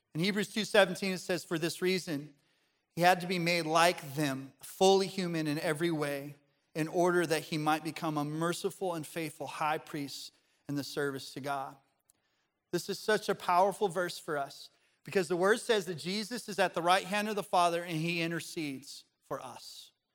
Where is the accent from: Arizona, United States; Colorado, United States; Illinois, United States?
Colorado, United States; Pagosa Springs; moved away; I go back to my hometown. Uh, this is in Pagosa Springs, Colorado.